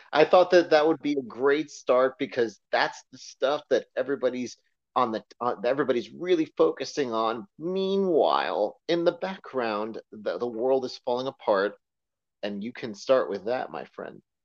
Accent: United States; as an American

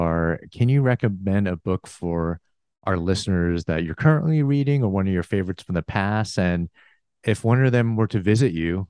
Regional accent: Chicago, Illinois, United States; I was born in the Chicago area. My parents immigrated from Korea.

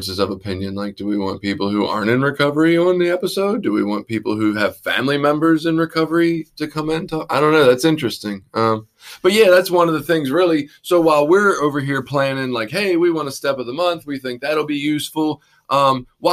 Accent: Baltimore, Maryland, United States; accent: Baltimore; my Baltimore accent

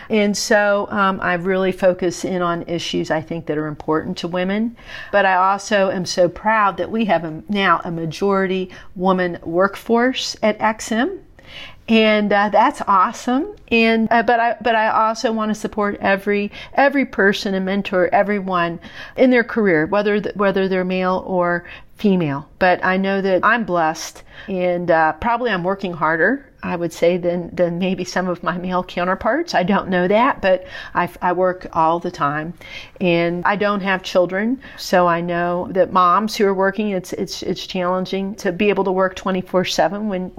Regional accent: West Virginia, United States; I'm from West Virginia, so our state food is what I would export.

